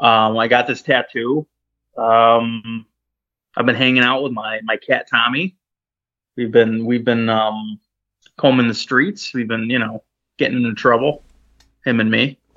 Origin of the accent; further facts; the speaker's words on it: United Kingdom; Look at me. I'm British.